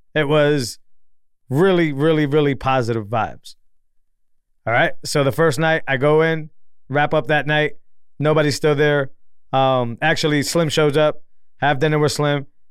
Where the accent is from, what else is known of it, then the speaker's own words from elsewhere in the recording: Massachusetts, United States; now in Texas, United States; I'm from Massachusetts, more of a city boy.